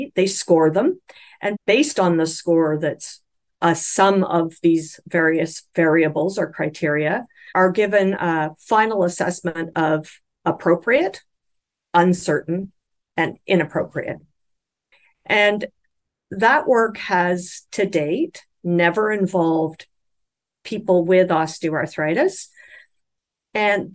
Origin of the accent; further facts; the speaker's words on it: Canada; I'm speaking as a Canadian